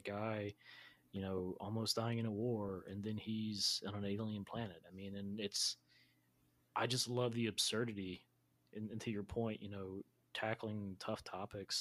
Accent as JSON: {"language": "English", "region": "North Carolina", "country": "United States", "said": "I'm from North Carolina, so barbecue is very serious to me"}